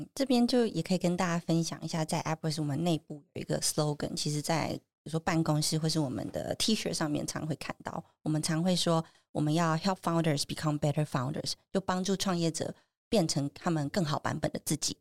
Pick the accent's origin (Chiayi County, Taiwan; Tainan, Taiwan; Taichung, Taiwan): Taichung, Taiwan; now in Taipei, Taiwan; 我是台中人